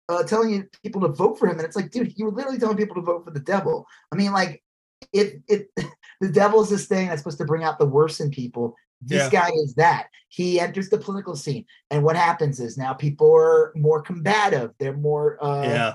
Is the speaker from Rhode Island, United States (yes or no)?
no; Long Island, New York, United States; I grew up in Long Island. I grew up with a lot of racist people